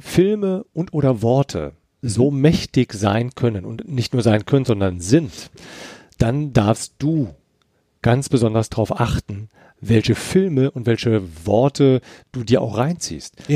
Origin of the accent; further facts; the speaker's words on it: Eifel, Germany; ich bin ja in, in der Eifel groß geworden